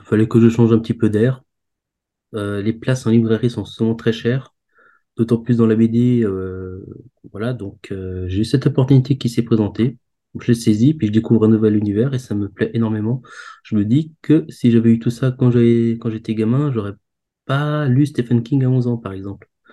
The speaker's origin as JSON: {"language": "French", "area": "Alsace", "region": "Grand Est", "country": "France", "said": "je viens d'Alsace"}